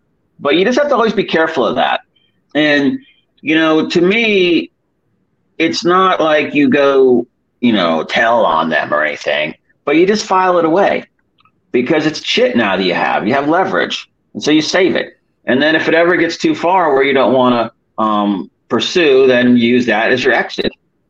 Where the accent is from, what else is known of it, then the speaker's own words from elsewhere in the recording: Detroit, Michigan, United States; born there; I mean, I was born in Detroit, actually.